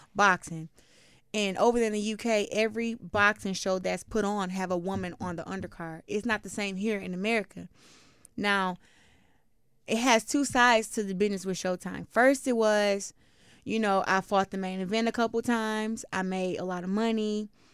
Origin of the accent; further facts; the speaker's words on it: Flint, Michigan, United States; I'm from Flint